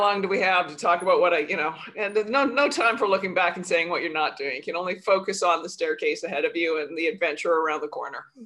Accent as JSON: {"language": "English", "country": "Canada", "moved": "yes", "lives_now": "New York, United States", "said": "I'm Canadian too"}